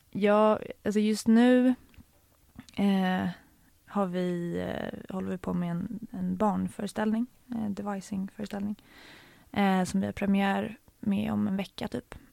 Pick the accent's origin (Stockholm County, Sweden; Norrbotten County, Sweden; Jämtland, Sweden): Stockholm County, Sweden; Stockholm; I eh, Stockholm.